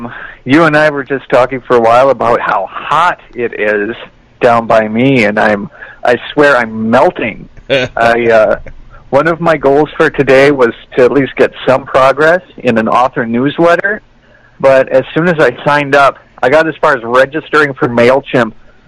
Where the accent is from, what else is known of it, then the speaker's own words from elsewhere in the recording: Wisconsin, United States; now in California, United States; When I was a kid growing up in Wisconsin